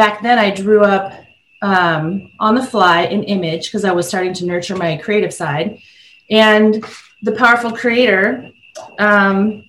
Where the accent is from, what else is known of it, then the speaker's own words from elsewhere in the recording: South Dakota, United States; as a young girl, I grew up in South Dakota.